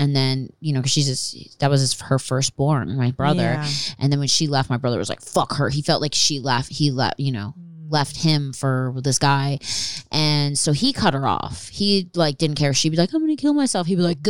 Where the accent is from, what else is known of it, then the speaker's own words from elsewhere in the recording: Philadelphia, Pennsylvania, United States; Pennsylvania. Philadelphia, outside Philadelphia.